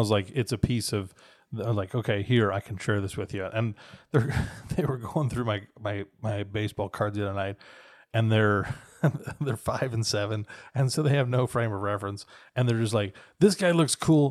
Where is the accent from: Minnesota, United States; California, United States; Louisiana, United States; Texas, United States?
Minnesota, United States; in my childhood, growing up in Minnesota